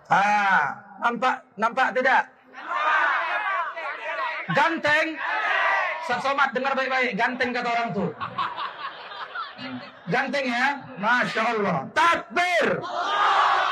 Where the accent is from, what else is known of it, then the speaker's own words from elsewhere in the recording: Sumatra, Indonesia; Mohon maaf, kami orang Sumatera bukan kaleng-kaleng.